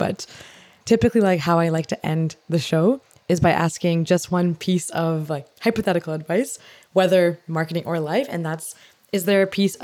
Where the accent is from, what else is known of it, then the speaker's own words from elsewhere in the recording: Canada; I'm from Canada